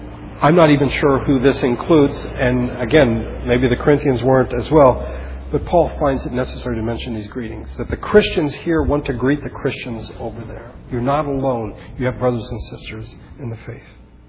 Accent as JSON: {"language": "English", "country": "Philippines", "tie": "born or raised there", "said": "I remembered when growing up in the Philippines that occasionally my parents would get a letter from an old friend of theirs, either from the military, my parents were both in the army, or from Bible college, or from churches."}